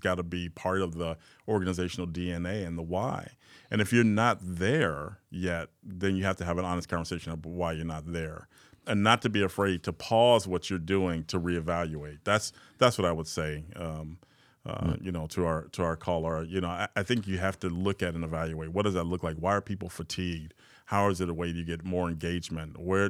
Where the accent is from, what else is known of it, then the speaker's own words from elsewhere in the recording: Chicago, Illinois, United States; Again, growing up in Chicago, South Side of Chicago, very early on, black male in society